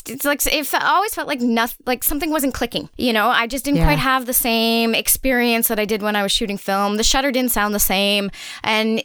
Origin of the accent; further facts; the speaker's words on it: near Montreal, Quebec, Canada; now in Montreal, Canada; I kind of come from a bit of a small town. So even though I grew up near Montreal